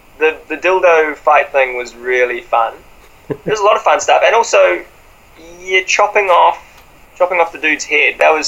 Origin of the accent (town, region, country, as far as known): New Zealand